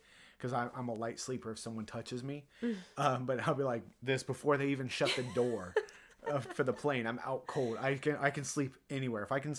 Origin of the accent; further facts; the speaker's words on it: Ohio, United States; I grew up in Ohio.